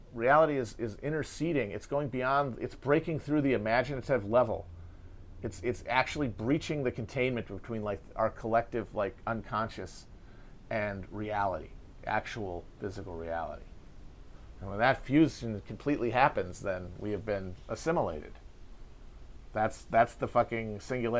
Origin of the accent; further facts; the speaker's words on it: United States; as an American